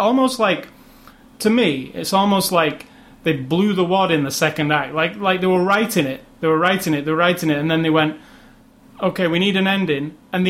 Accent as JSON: {"language": "English", "region": "England", "country": "United Kingdom", "said": "I'm English"}